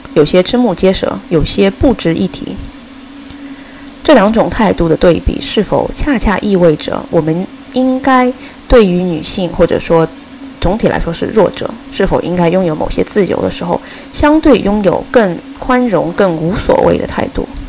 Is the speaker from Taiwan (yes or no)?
no; China; now in United States; 作为一个中国人